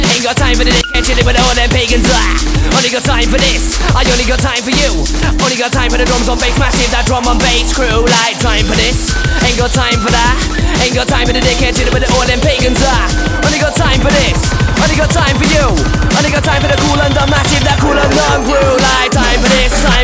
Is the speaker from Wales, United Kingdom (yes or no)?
yes; Cardiff, Wales, United Kingdom; accent: Welsh; I'm from Cardiff, I'm part of that Welsh gang. I'm really, really proud to be a Welsh man.